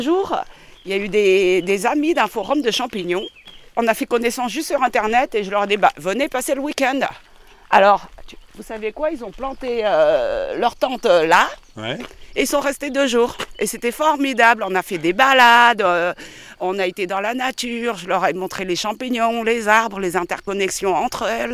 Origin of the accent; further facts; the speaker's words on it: Paris, Île-de-France, France; moved away as an adult; also born or lived in Cambodia / Thailand; now in Dordogne, France; je suis née au Cambodge et j'ai grandi à Paris